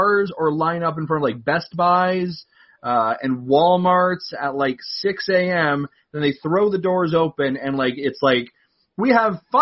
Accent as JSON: {"language": "English", "country": "Canada", "said": "being Canadian, we celebrated our Thanksgiving the proper time of the year"}